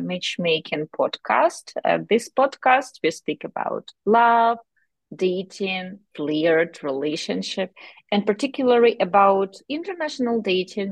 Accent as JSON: {"language": "English", "country": "Ukraine", "said": "by our accents, probably you have already guessed that we are from Ukraine."}